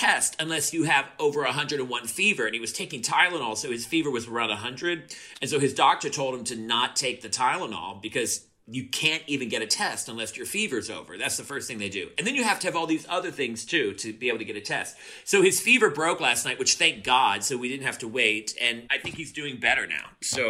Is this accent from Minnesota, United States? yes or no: no; Louisiana, United States; also born or lived in New Orleans / Moss Bluff / Monroe / Farmerville; I'm from Louisiana, yeah, but I grew up in New Orleans.